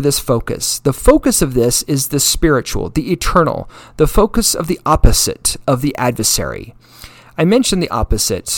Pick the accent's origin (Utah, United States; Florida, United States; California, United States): Utah, United States; I came from Utah